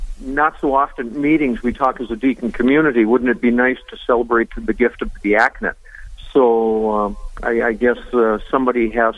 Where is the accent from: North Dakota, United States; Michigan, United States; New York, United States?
North Dakota, United States; Veseleyville; also born or lived in Park River, North Dakota / Jamestown, North Dakota; I grew up in Vesleyville, North Dakota, St. Luke's. Went to high school in Park River